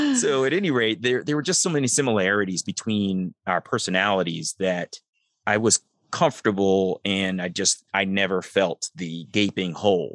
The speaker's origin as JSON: {"language": "English", "town": "Columbia", "region": "Maryland", "country": "United States", "tie": "born or raised there", "also_born_or_lived": "Baltimore, Maryland", "said": "I grew up in Columbia, Maryland"}